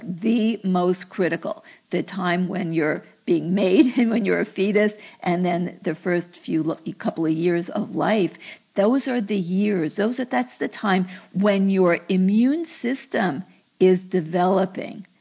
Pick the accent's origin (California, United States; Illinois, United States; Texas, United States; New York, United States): New York, United States; moved away; I came from New York